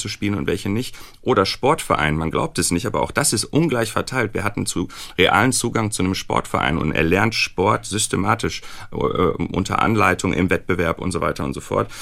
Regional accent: Recklinghausen, North Rhine-Westphalia, Germany; ich bin im Ruhrgebiet aufgewachsen, äh, in Recklinghausen

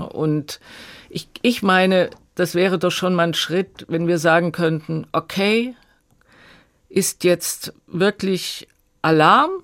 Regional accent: East Germany, Germany

